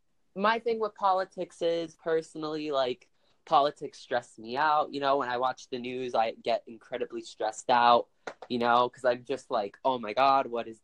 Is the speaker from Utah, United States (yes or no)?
yes; Utah, United States; I'm from Utah